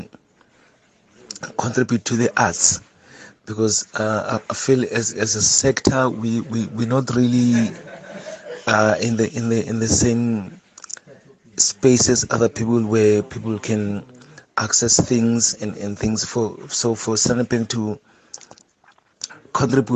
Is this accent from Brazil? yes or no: no; Cape Town, Western Cape, South Africa; I'm from Khayelitsha